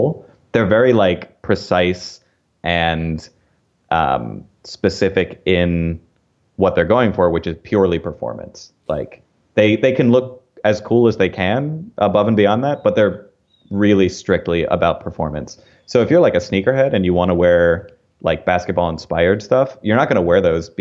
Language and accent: English; outside of Philadelphia, Pennsylvania, United States; I grew up outside of Philadelphia